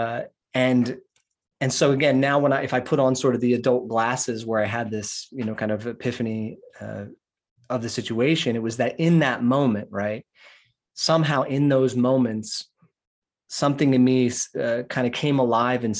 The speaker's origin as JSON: {"language": "English", "town": "Philadelphia", "region": "Pennsylvania", "country": "United States", "tie": "born or raised there", "said": "I grew up outside of West Philadelphia"}